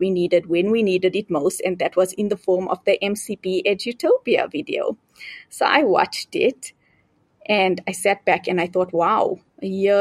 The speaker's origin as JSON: {"language": "English", "country": "South Africa", "moved": "as an adult", "lives_now": "Zambia", "said": "I am originally from South Africa, but I moved to Zambia after I got married"}